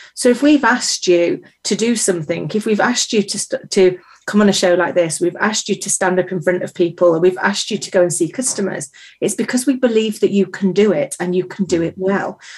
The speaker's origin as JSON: {"language": "English", "country": "United Kingdom", "said": "As a British person"}